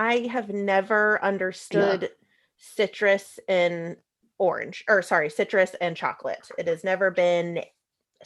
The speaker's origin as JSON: {"language": "English", "country": "United States", "said": "me being the American white girl"}